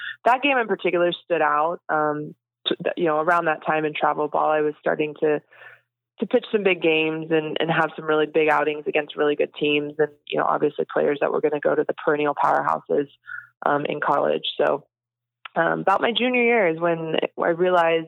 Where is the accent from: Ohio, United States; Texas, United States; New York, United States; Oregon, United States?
Texas, United States; growing up in Texas, you choose either Aggies or Longhorns at a young age.